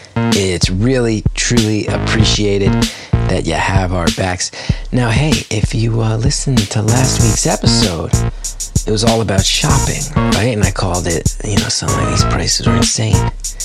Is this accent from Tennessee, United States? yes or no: no; New Jersey, United States; that we grew up with in North Jersey in our era.